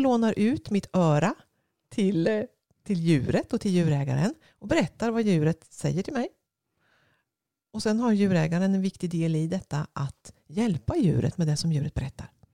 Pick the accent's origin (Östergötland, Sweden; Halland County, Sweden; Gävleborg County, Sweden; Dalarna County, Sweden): Östergötland, Sweden; jag är en kvinna från Östergötland